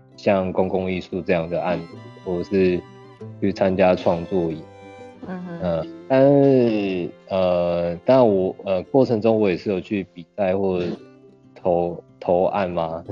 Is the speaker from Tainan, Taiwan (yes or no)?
yes; Tainan, Taiwan; 应该说打从出生到研究所都在台南